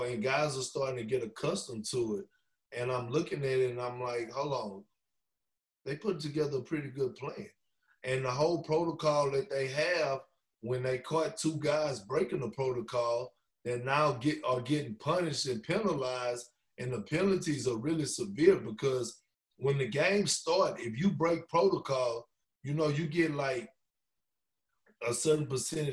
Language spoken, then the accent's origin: English; Texas, United States; I'm from Texas